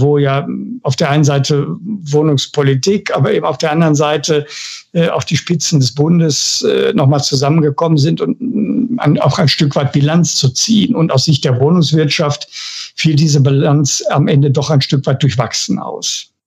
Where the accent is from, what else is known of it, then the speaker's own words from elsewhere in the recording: Bochum, North Rhine-Westphalia, Germany; Ich komme aus dem Ruhrgebiet, ich bin Bochumer